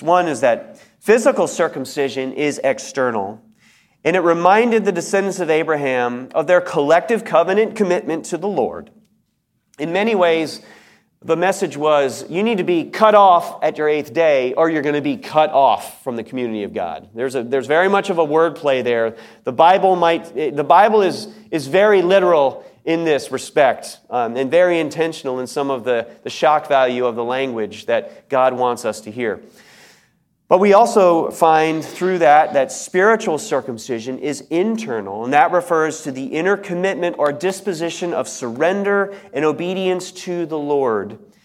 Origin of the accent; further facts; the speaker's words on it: United States; I was an American